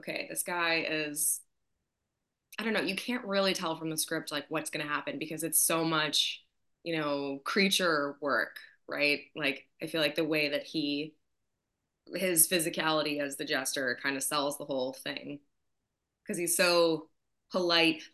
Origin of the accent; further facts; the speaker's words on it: East Coast, United States; moved away as an adult; also born or lived in New York; now in Los Angeles, United States; I'm from the East Coast